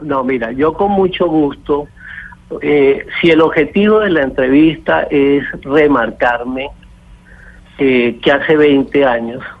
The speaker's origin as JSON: {"language": "Spanish", "country": "Venezuela", "said": "El único venezolano que regresó a tierras colombianas, a la ciudad de Bogotá, a ponerse a la orden de la Fiscalía General fue este señor que le está hablando"}